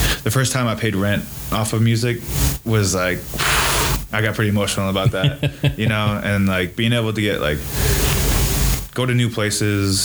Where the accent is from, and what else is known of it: Fall Creek, Wisconsin, United States; born or raised there; also born or lived in Marinette, Wisconsin / Eau Claire, Wisconsin